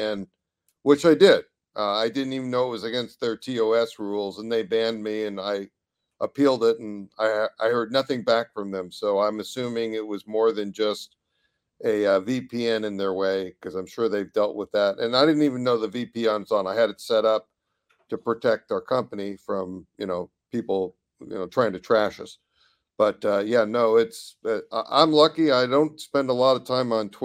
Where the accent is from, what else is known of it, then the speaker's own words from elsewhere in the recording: California, United States; I'm a Californian